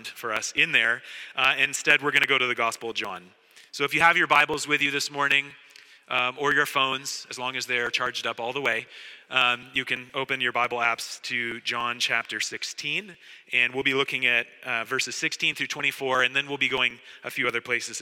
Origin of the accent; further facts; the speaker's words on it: Oregon, United States; moved away as an adult; also born or lived in Saskatchewan, Canada; now in Montreal, Canada; I grew up in Oregon